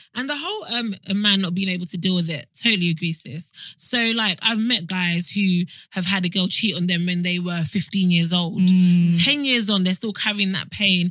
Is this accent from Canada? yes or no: no; Nigeria; I'm Nigerian